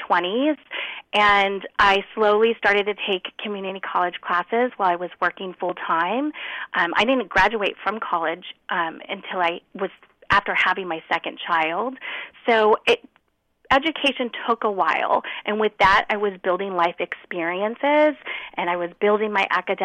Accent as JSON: {"language": "English", "town": "Anaheim", "region": "California", "country": "United States", "tie": "born or raised there", "said": "I grew up in Anaheim in Orange County"}